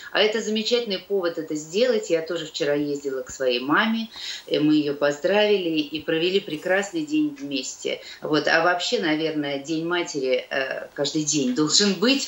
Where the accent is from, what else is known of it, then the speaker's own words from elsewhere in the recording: Dubna, Moscow Oblast, Russia; also born or lived in Kyiv; now in Moscow, Russia; Мама живет в Дубне, э, там, где я выросла, это под Москвой